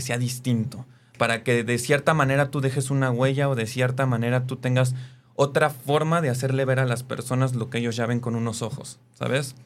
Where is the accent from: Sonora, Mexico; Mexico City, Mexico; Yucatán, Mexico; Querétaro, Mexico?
Mexico City, Mexico; yo soy originario de la Ciudad de México